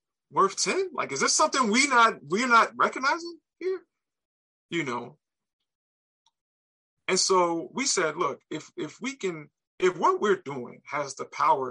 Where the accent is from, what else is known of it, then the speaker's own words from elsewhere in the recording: Memphis, Tennessee, United States; I'm from Memphis